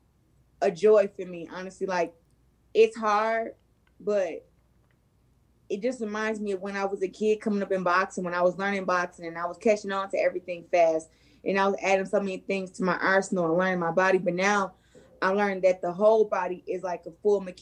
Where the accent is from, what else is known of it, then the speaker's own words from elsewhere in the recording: Flint, Michigan, United States; my hometown